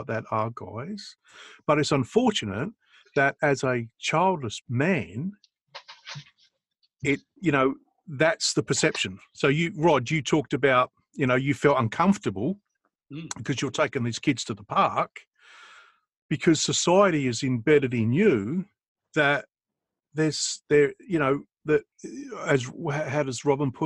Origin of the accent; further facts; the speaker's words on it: Australia; also born or lived in England; even though I'm English by birth, I've been socialised in Australia